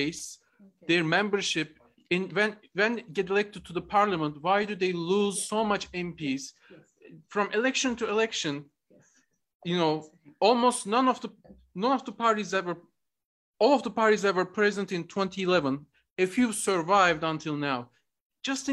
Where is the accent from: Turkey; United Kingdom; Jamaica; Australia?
Turkey; I'm originally from Turkey.